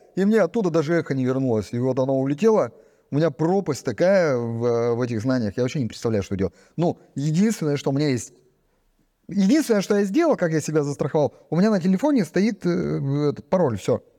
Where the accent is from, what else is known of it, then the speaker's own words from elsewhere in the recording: Tyumen, Tyumen Oblast, Russia; я из Тюмени